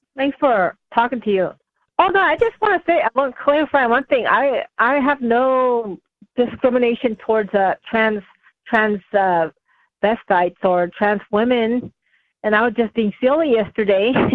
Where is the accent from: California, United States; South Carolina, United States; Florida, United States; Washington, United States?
California, United States; moved away; I grew up in California